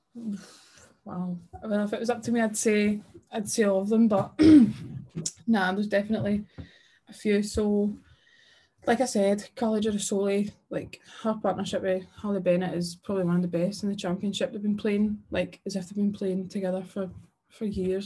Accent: Scotland, United Kingdom; being Scottish

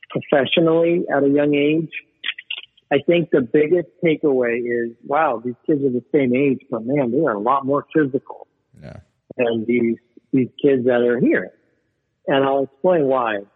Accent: Venezuela; born there; Yeah, I was born in Venezuela.

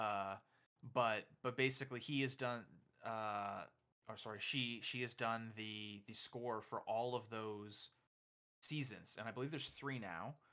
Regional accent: Canada; I'm Canadian

